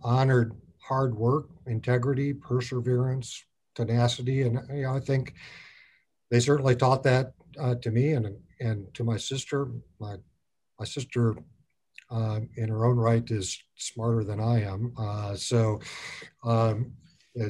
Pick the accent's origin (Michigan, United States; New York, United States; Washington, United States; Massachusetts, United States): Michigan, United States; Otsego; we grew up on a farm in rural southwestern Michigan, outside of this small town of Otsego.